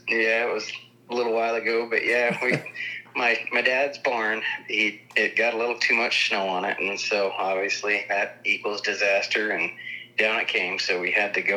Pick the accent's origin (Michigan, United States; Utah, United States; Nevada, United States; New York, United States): Utah, United States; Peoa